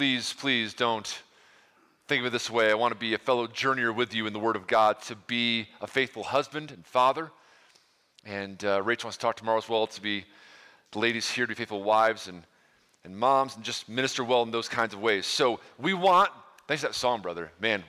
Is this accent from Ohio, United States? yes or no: yes; Ohio, United States; I hail from Ohio a long time ago today, and here we are now.